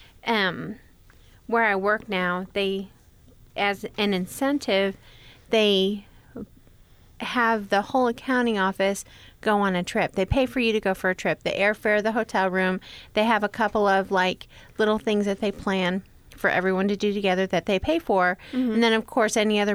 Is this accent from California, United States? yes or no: no; New York, United States; I grew up in New York